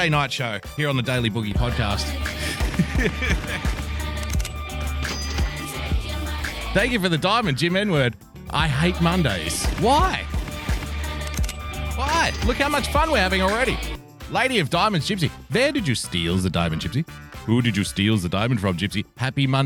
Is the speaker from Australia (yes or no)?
yes; New South Wales, Australia; in my home state, the great state of New South Wales, here in Down Under